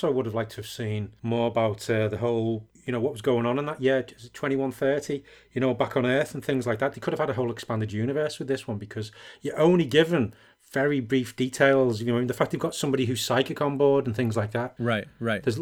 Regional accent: England, United Kingdom; Yeah, I think it helps because I'm English as well.

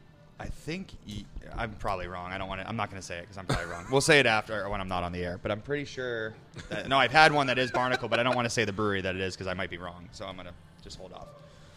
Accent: South Florida, United States; I'm from South Florida, man.

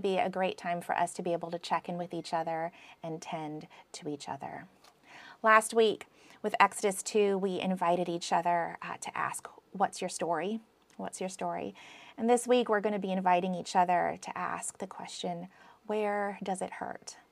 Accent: United States; accent: American; my American accent

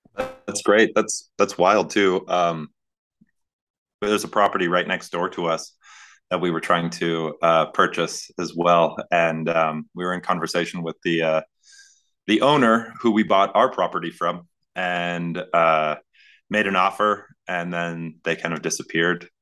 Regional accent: Northern Plains, North Dakota, United States; now in Glorieta, United States; I'm from the Northern Plains.

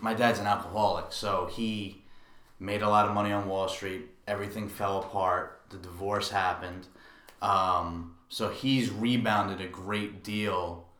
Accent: New York City, New York, United States; I'm from Brooklyn, New York

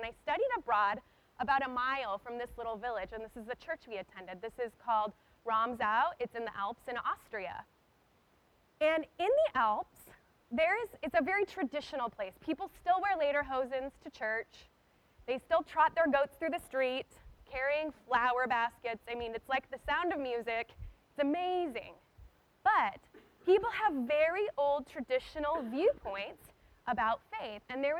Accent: United States; as an American

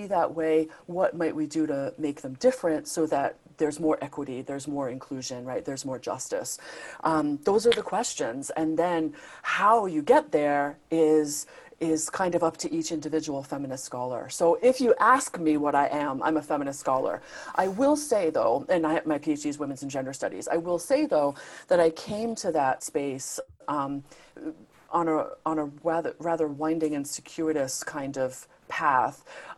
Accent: Rhode Island, United States; I was working at this nonprofit organization in my home state of Rhode Island, so I'm American.

